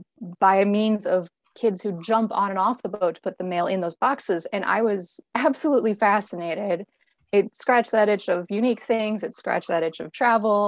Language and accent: English; Bismarck, North Dakota, United States; I grew up near Bismarck, so right in the middle of the capital city.